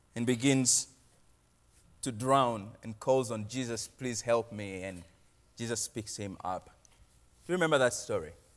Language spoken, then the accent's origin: English; Uganda; moved away as an adult; now in Portland, United States; I am from Uganda. I've been living in Portland for the last three and a half